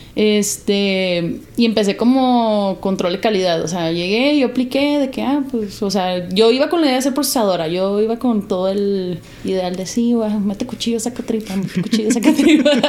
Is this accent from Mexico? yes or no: yes; Mexico; also born or lived in United States (born) / Jalisco / Alaska; como mexicanos